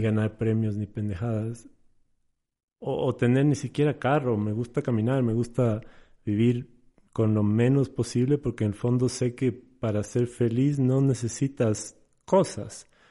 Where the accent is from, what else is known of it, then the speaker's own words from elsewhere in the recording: Sierra, Ecuador; also born or lived in Portoviejo, Manabí, Ecuador; yo crecí en la sierra, pero nací en Puerto Viejo